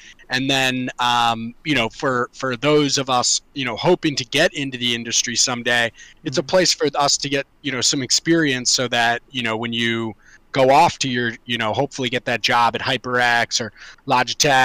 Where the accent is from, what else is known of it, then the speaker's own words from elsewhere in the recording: Montgomery County, Maryland, United States; I grew up in Montgomery County and Montgomery County swimming